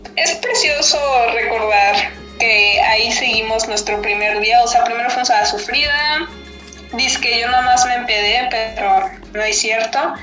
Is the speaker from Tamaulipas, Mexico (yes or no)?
no; Cancún, Quintana Roo, Mexico; soy de Cancún